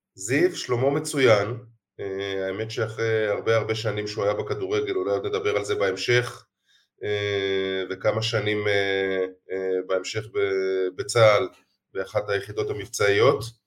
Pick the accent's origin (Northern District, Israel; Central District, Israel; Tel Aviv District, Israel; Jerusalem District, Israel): Jerusalem District, Israel; Jerusalem; אני ירושלמי במקור